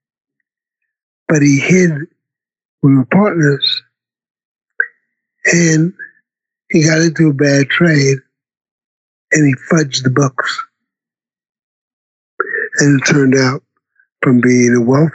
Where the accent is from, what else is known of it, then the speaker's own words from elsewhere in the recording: New York City, New York, United States; I come from Brooklyn